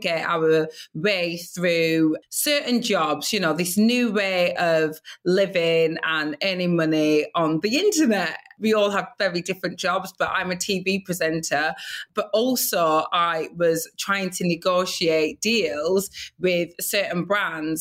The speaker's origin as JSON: {"language": "English", "town": "Blackburn", "region": "North West England", "country": "United Kingdom", "tie": "born or raised there", "said": "I grew up in Blackburn, Lancashire, the northwest of England, and I grew up there with my Nigerian parents"}